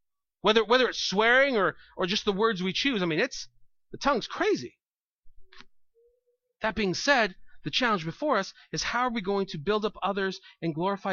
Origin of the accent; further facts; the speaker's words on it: California, United States; now in New York, United States; I don't know if it's just New York or something, upstate New York, because I come from California, and people swear there too, but here it's like a religion.